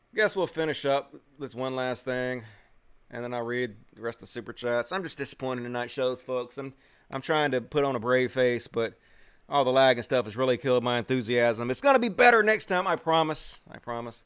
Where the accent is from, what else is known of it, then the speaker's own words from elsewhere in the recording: Mississippi, United States; I'm from Mississippi